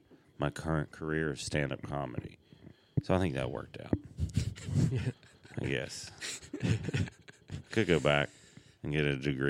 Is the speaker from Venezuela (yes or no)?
no; the South, United States; moved away; I've lived almost as long outside the South as I had the South.